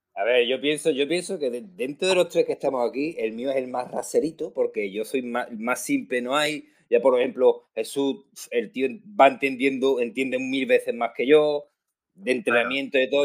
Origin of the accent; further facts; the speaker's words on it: Rota, Andalusia, Spain; gordito, proteño, de Cádiz